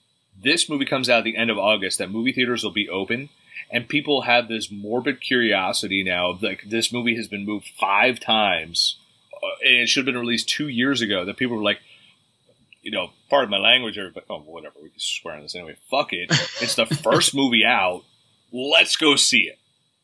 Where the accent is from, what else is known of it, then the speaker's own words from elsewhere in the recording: Ireland; Being Irish and drunk half the time.